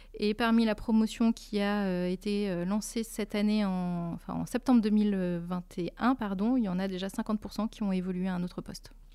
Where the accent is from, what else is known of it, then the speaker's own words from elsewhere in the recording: Lille, Hauts-de-France, France; moved away as an adult; also born or lived in Switzerland; je suis lilloise d'origine